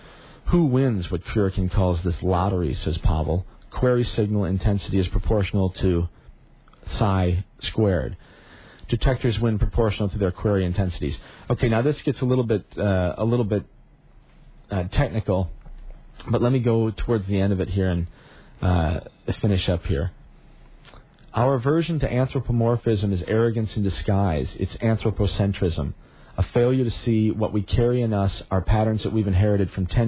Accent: New York, United States; I'm the New Yorker mentioned above, the founder of paleopsychology.

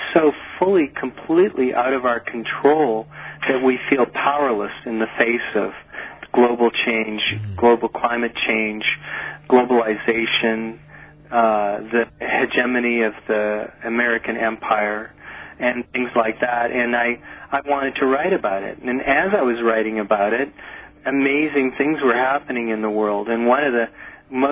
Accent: Nova Scotia, Canada; when I was a boy, I grew up in Nova Scotia in Canada

